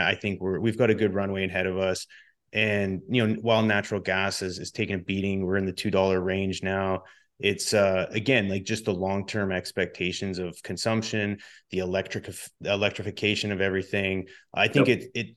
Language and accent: English; Canada; I'm Canadian